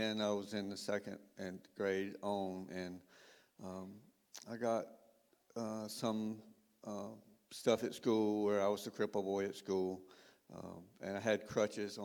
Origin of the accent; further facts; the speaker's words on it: Perry, Florida, United States; also born or lived in Panama City, Florida; I was born in Panama City. We moved a little bit during my early childhood, and we lived in Perry, Florida for 14 years